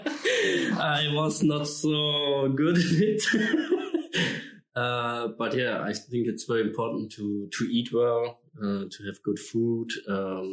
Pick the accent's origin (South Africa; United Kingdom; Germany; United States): Germany; Allgäu, Bavaria; I grew up in the Allgäu. It's in South Germany with the Alps